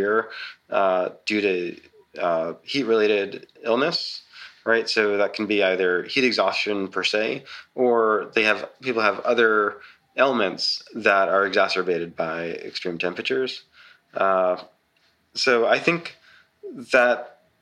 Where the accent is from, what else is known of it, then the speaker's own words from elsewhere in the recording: New York City, New York, United States; moved away as an adult; also born or lived in Texas / Oklahoma; I'm from Staten Island originally